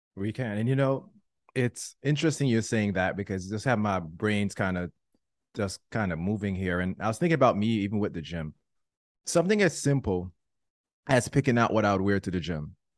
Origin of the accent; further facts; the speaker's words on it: Jamaica; I'm Jamaican